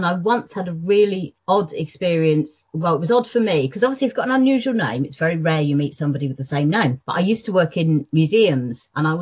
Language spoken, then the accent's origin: English; United Kingdom; first language English; when I was growing up in Britain, speaking English, British English, not American English